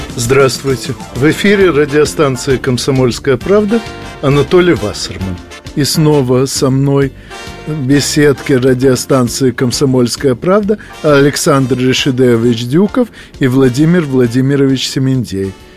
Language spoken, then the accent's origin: Russian; Ukraine; моя малая родина, Украина